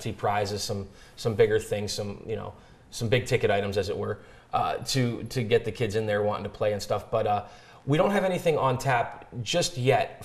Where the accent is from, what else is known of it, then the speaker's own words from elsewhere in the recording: Youngstown, Ohio, United States; now in Jackson, United States; I'm originally from Youngstown, Ohio